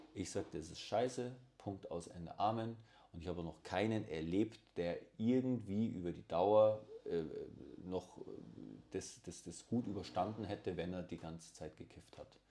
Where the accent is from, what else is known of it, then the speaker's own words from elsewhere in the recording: Bavaria, Germany; ich bin ein Bayer